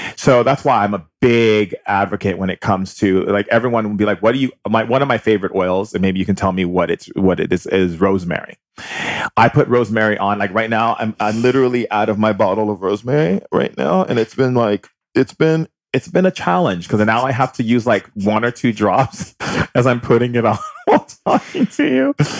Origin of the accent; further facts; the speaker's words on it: Hawaii, United States; growing up in Hawaii